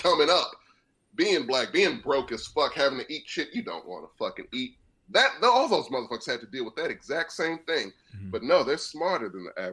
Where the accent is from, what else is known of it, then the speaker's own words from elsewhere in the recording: LaGrange, United States; I'm from LaGrange